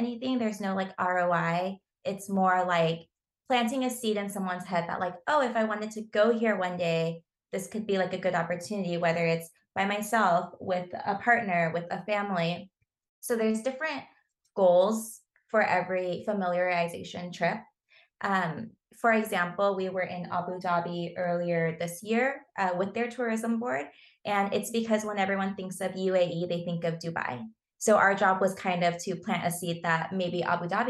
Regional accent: Southern California, United States; I grew up in Southern California

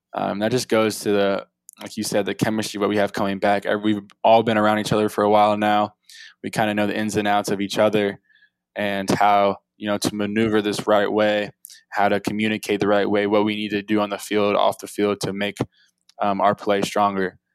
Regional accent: Atlanta, Georgia, United States; I'm from South Atlanta area

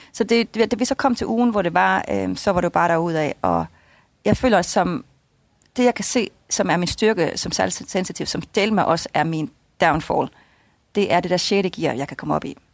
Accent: Jutland, Denmark; moved away; hjemme i Jylland bagefter øh, ved mine forældre

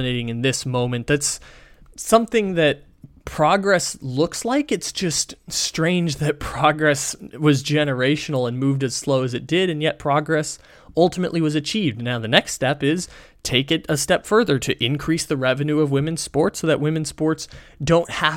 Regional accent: San Diego, California, United States; my hometown

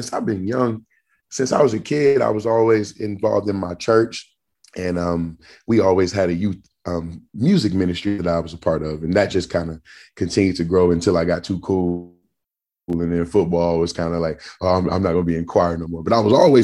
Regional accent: Jasper, Texas, United States; now in Atlanta, United States; my hometown in Jasper

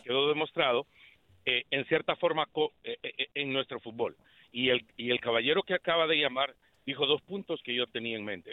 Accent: Honduras; now in Houston, United States; Siendo hondureño

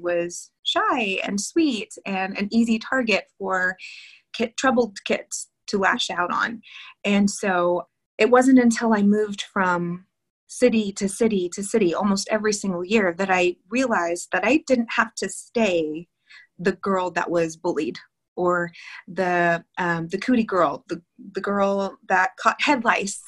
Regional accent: Texas, United States; also born or lived in California; I was born in California. We moved to Texas so my mom could be with her grandmother

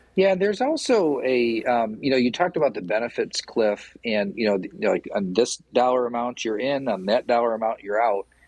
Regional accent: Portland, Michigan, United States; I'm from Portland. Like I know everybody in Portland

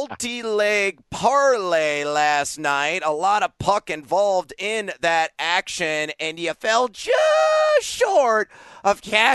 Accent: Midwest, United States; I'm a ranch guy. I'm from the Midwest. That's how we do it.

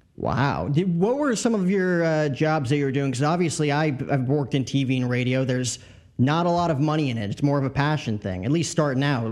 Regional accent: New Jersey, United States; also born or lived in Bronx, New York; I grew up in Jersey, Yankee seasons and tickets, lived in the Bronx

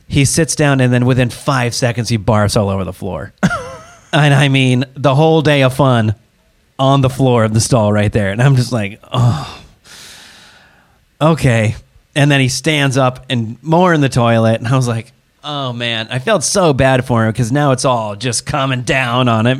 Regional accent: Seattle, Washington, United States; moved away; I'm from Seattle area. And so we traveled back home to spend some time with the grandparents

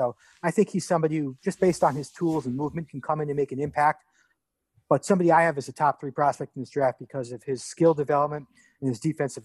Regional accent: New York, United States; I grew up in New York.

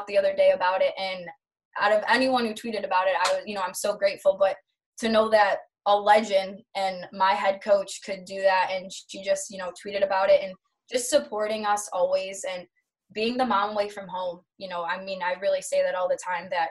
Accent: Michigan, United States; I'm from Michigan

